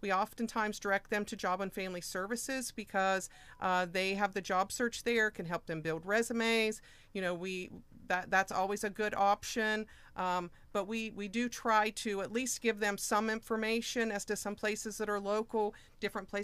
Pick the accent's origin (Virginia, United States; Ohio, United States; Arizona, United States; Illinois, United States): Ohio, United States; Moxahala; I am from Moxahela